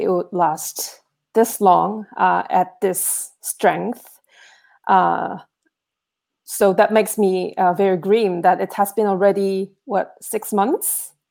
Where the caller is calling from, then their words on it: Philadelphia, Pennsylvania, United States; So I'm calling in from Center City, Philadelphia